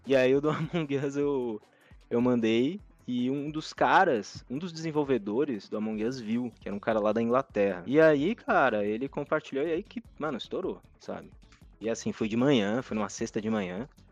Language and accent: Portuguese; Brazil; eu sou brasileiro